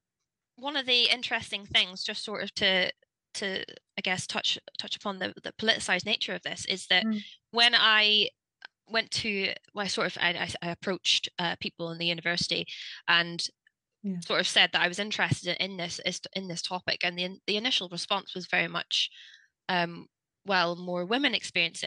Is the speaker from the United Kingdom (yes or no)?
yes; Northern Ireland, United Kingdom; now in Wales, United Kingdom; I'm originally from Northern Ireland, but I moved to Wales about 10 years ago now